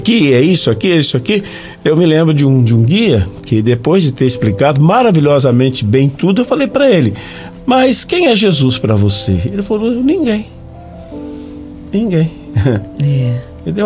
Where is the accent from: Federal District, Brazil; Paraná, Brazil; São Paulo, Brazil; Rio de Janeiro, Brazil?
São Paulo, Brazil; Jacareí; eu sou de Jacareí